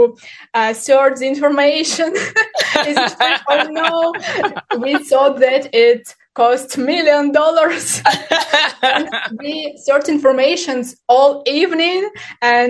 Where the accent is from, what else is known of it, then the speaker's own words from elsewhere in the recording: Ukraine; English is a second language; moved away as an adult; now in Turkey; I'm from Ukraine. Now, this month, I'm living in Turkey.